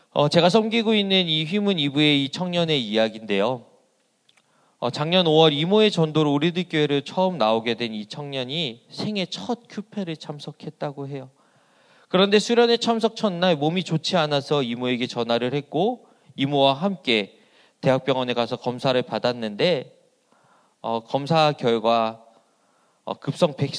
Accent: Asan, South Chungcheong, South Korea; 제 고향은 어, 이 충남 아산이라는 어, 시골 동네였습니다

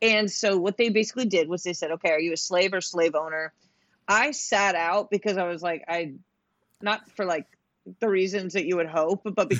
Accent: Northeast, United States; I grew up in the Northeast

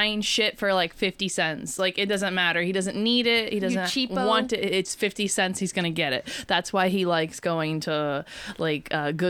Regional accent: Southeast Ohio, United States; We're from Southeast Ohio. We white trash.

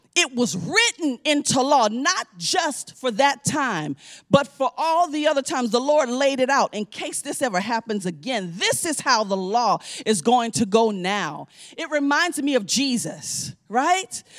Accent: New Orleans, Louisiana, United States; I'm from New Orleans, you know, we eat chicken, but we don't raise chicken

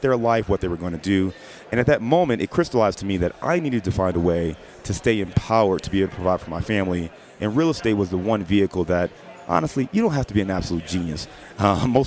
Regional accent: Cleveland, Ohio, United States; also born or lived in Dayton / Detroit / Chicago; now in Cincinnati, United States; born and raised in Cleveland, Ohio.

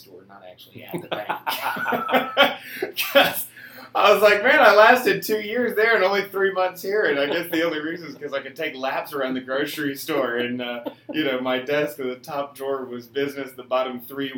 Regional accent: Atlanta, Georgia, United States; I was born and raised in Atlanta

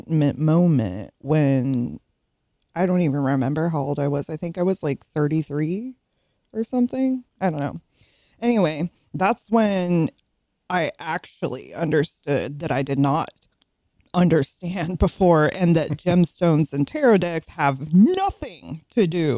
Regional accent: California, United States; moved away; I grew up out in California

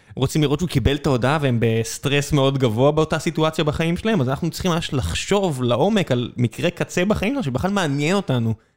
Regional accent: Israel; אני ישראלי

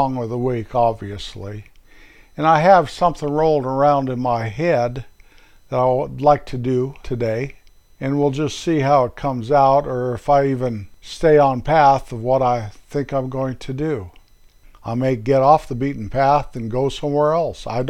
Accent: north central Colorado, United States; also born or lived in San Diego, California; moved back to my little hometown in Colorado in 1955, sometime before September when I started school, started kindergarten there

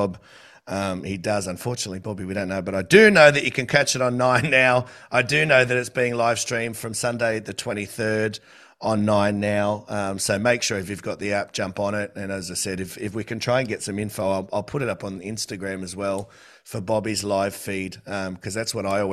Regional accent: Australia; I'm an Aussie.

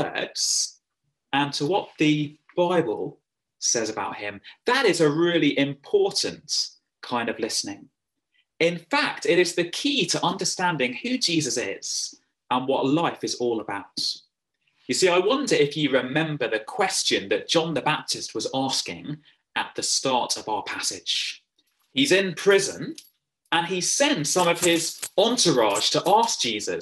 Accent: England, United Kingdom; accent: English; now in County Cavan, Ireland; my funny English accent

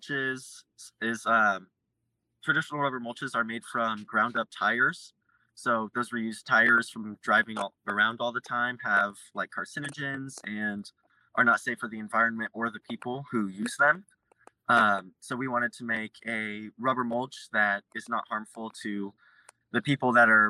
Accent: Lafayette, Indiana, United States; I grew up in Lafayette, Indiana, so not too far from home

